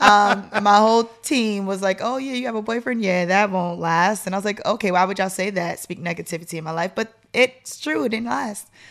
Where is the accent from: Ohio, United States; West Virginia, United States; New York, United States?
New York, United States; moved away as an adult; now in Atlanta, United States; I'm from New York